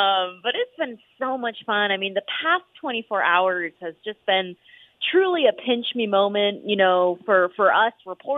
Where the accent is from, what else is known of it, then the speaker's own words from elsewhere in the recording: San Diego, California, United States; now in Las Vegas, United States; Growing up in San Diego, we came out to Vegas, you know, for boxing matches